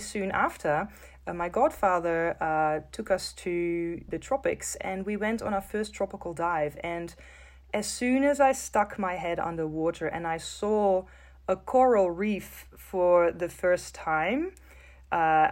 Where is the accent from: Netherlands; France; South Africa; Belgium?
Netherlands; I grew up in the Netherlands, in the north of Europe.